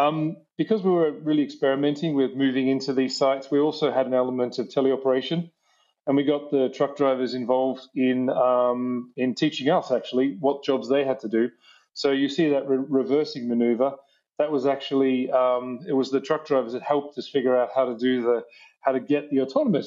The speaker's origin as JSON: {"language": "English", "region": "New South Wales", "country": "Australia", "tie": "born or raised there", "said": "I grew up in the middle of New South Wales, out in the back blocks in the outback there"}